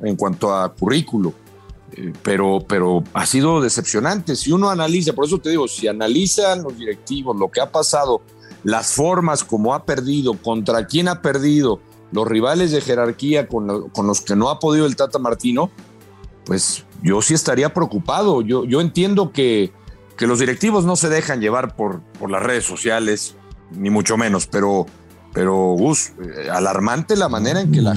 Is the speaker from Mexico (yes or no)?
yes; Mexico